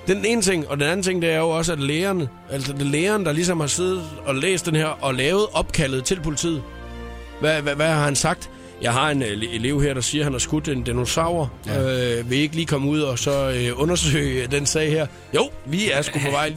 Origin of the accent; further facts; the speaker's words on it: Skalkendrup, Southern Denmark, Denmark; moved away; jeg kommer hjem til min hjemstavn Skalkendrup